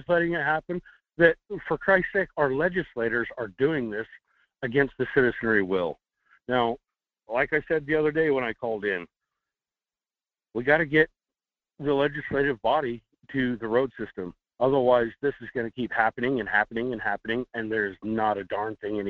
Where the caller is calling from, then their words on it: Fairbanks, Alaska, United States; It's … in Fairbanks.